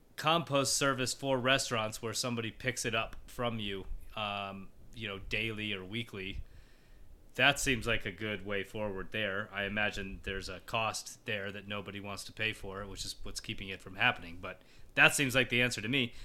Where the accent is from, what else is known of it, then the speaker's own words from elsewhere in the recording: Colorado, United States; I grew up in Colorado, and it's basically been my, my life since I was a little kid.